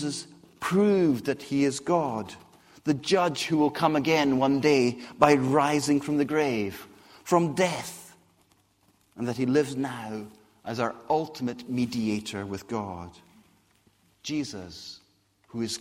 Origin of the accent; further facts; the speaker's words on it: Scotland, United Kingdom; accent: Scottish; also born or lived in Brazil / Whitchurch; now in Basingstoke, United Kingdom; how I got a Scottish accent